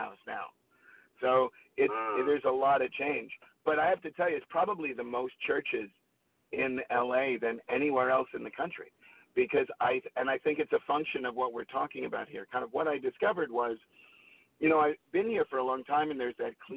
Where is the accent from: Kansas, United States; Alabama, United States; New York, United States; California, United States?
New York, United States; moved away as an adult; now in Los Angeles, United States; I grew up in New York